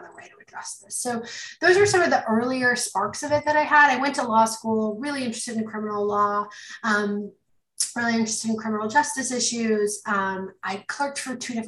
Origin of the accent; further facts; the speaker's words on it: Canada; moved away; I'm Canadian.